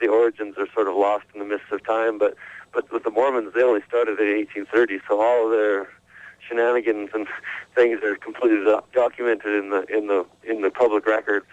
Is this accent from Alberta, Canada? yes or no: yes; Alberta, Canada; I'm from Alberta, Canada, which is the western part in the Rocky Mountains, north of Montana